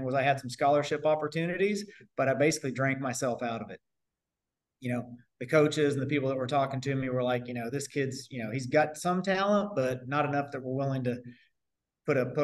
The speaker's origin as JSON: {"language": "English", "town": "Bedford", "region": "Indiana", "country": "United States", "tie": "born or raised there", "also_born_or_lived": "Japan / Spain", "moved": "as an adult", "said": "I'm from Southern Indiana, small town guy, Bedford, Indiana, right outside Bloomington by IU. Small town guy"}